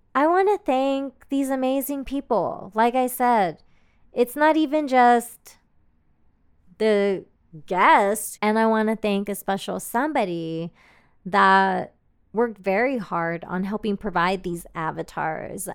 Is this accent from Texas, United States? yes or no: yes; Austin, Texas, United States; I am from Austin, Texas, which is a major emerging tech hub